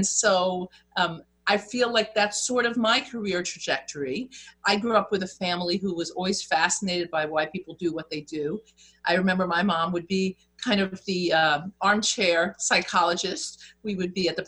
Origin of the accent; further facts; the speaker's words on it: New York, United States; I'm from New York, so we speak twice as fast